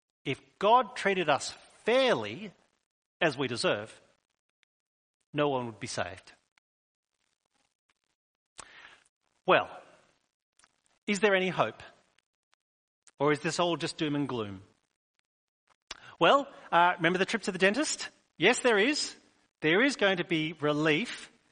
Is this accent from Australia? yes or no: yes; New South Wales, Australia; moved away; We moved here from New South Wales a number of years ago. When people find out that we're from New South Wales, they still remind us we're all free settlers here.